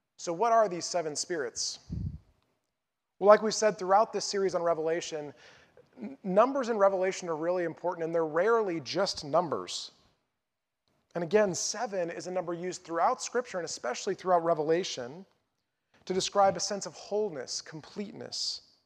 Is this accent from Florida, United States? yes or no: no; North Carolina, United States; also born or lived in Lincoln, Nebraska; my hometown in North Carolina